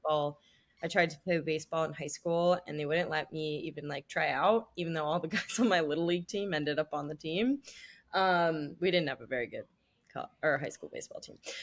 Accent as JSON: {"language": "English", "town": "Los Angeles", "region": "California", "country": "United States", "tie": "born or raised there", "also_born_or_lived": "Washington, D.C.", "moved": "as an adult", "lives_now": "New York City, United States", "said": "I grew up in Los Angeles. Now I live in New York City"}